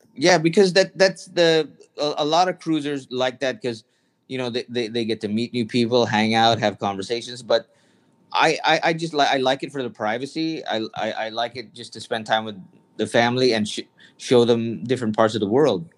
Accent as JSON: {"language": "English", "country": "Canada", "tie": "born or raised there", "said": "I grew up in Canada"}